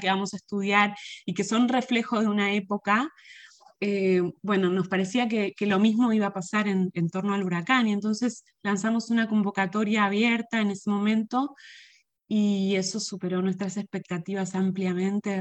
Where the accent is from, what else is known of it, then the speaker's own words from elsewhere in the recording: Argentina; moved away as an adult; now in Puerto Rico; yo me crié en Argentina